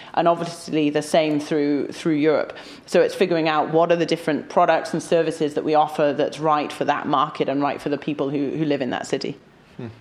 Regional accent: London, United Kingdom; I'm, I'm a Londoner.

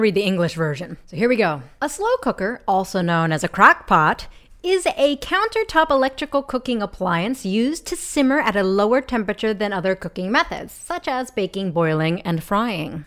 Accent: Philadelphia, Pennsylvania, United States; I'm from Philadelphia

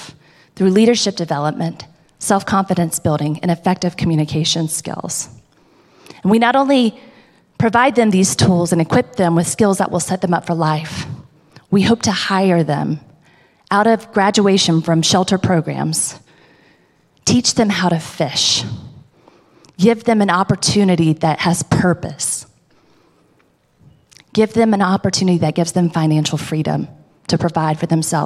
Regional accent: South Georgia, United States; I grew up in South Georgia

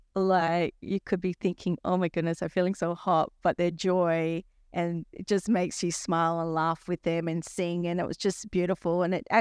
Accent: Australia; Like, we're from Australia, we're going to help you.

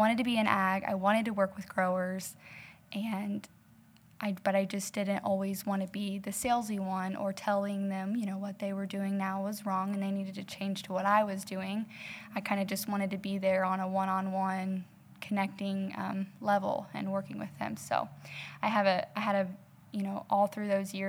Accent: South East Illinois, United States; I was born and raised in South East Illinois with my family down south of Effingham

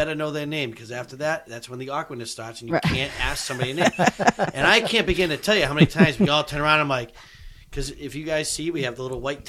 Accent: southeastern Massachusetts, United States; accent: Mass; moved away as an adult; also born or lived in Block Island; now in Vermont, United States; I grew up in southeastern Massachusetts, right by Patriot Stadium, or Gillette Stadium, whatever you want to call

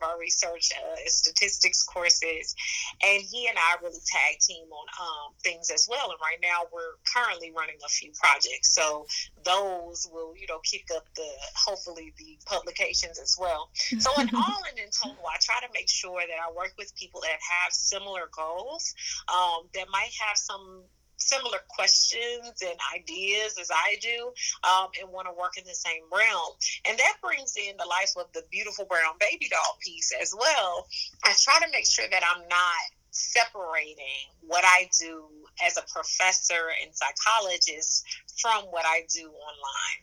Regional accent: St. Louis, Missouri, United States; I'm from St. Louis, Missouri

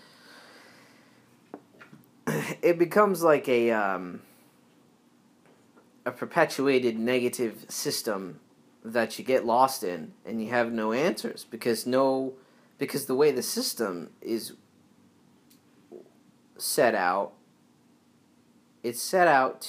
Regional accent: Northeast, United States; moved away as an adult; also born or lived in Southern California; Growing up in the Northeast

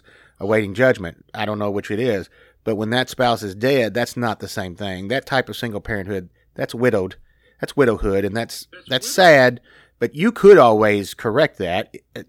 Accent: the South, United States; we're from the South

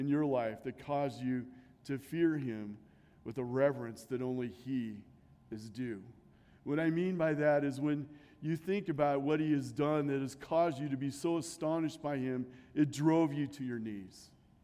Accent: Nebraska, United States; growing up in Nebraska

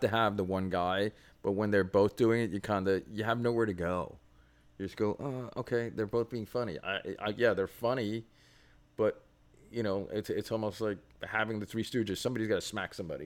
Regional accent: New York, United States; being a New Yorker

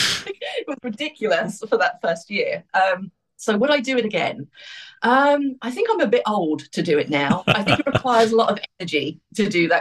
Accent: Luton, East of England, United Kingdom; moved away as an adult; also born or lived in Australia; I grew up in Luton.

